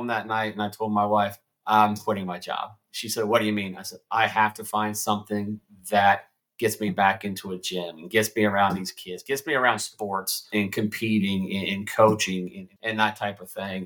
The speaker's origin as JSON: {"language": "English", "town": "Fredericktown", "region": "Ohio", "country": "United States", "tie": "born or raised there", "also_born_or_lived": "Marysville, Ohio", "said": "born and raised in Fredericktown, Ohio"}